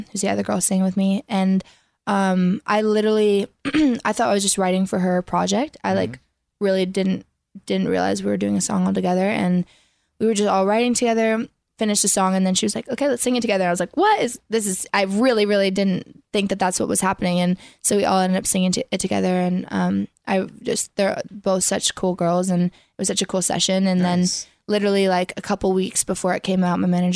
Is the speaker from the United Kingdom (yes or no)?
no; an hour east of Toronto, Ontario, Canada; now in Nashville, United States; Originally from Toronto, like an hour east of Toronto, but I live in Nashville